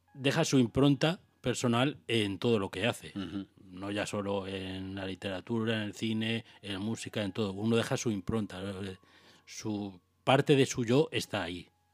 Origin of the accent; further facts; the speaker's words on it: Águilas, Region of Murcia, Spain; now in Valencia, Spain; por mi pueblo, por Águilas